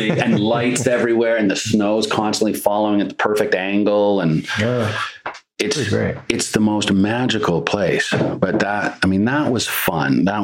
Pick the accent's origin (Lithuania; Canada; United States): Canada; it's just a different. It's just different you know, and I'm, I'm very Canadian at heart.